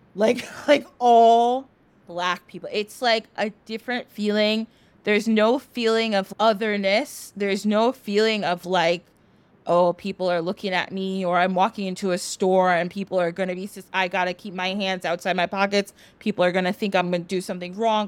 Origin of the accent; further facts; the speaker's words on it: United States; I was born in the United States